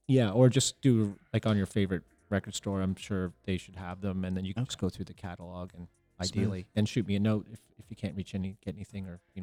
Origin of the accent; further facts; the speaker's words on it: Canada; I'm actually going to be talking about being Canadian.